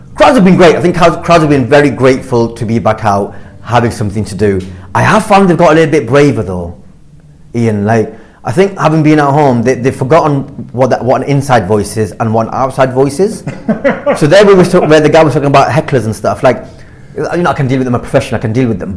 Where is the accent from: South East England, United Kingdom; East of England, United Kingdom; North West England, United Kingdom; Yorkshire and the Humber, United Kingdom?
North West England, United Kingdom; Blackburn; I grew up in Blackburn. I grew up in a working class uh, town